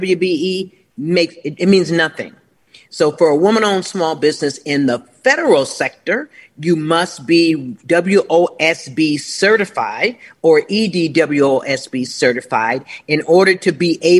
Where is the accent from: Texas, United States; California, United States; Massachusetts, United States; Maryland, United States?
California, United States; Los Angeles; moved away as an adult; I'm from Los Angeles and lived there all my life. I've only been gone about 7 years